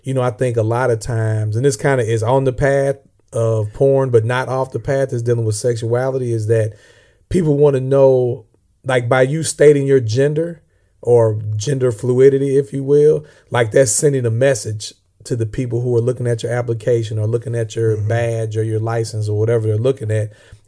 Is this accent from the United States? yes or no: yes; Illinois, United States; accent: Southern; And I'm from Southern Illinois. I'm not really from the South, but people always think I'm from the South because I guess I got a Southern accent.